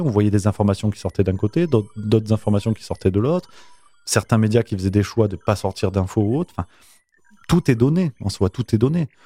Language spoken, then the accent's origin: French; Nîmes, Occitania, France; moved away as an adult; also born or lived in Avignon / Toulouse; je viens d'Avignon, je suis d'Avignon, j'ai grandi du côté de Nîmes.